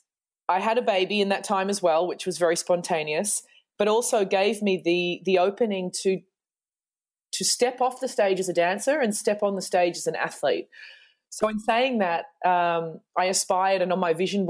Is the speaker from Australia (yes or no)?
yes; Australia; moved away as an adult; now in Germany; I'm an Australian who moved to Germany, oh God, almost 16